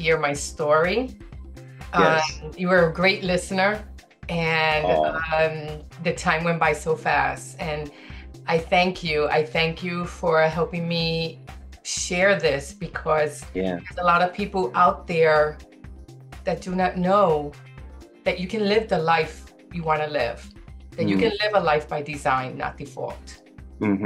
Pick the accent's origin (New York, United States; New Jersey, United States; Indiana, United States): New York, United States; New York City; I was born and raised in the South Bronx